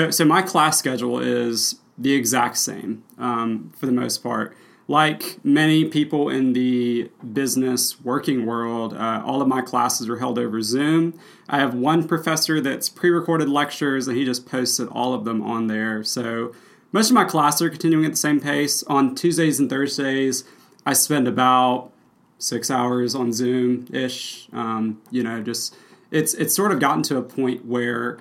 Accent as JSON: {"language": "English", "region": "Mississippi Delta", "country": "United States", "tie": "born or raised there", "said": "I'm from Mississippi. I lived in the Mississippi Delta, which is flat farmland for the first 12 years of my life."}